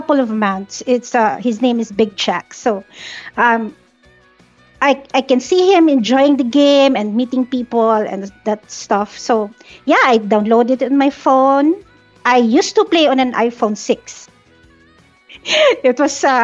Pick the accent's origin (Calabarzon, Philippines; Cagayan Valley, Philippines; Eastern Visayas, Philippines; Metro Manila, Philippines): Metro Manila, Philippines; Manila; So I am from the Philippines. Specifically, I'm from the southern part of Manila